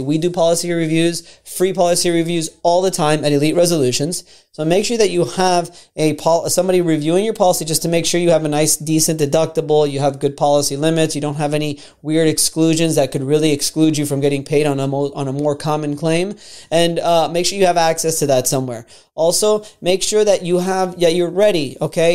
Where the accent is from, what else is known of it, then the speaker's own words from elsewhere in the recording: Florida, United States; I'm from Florida, born and raised in Florida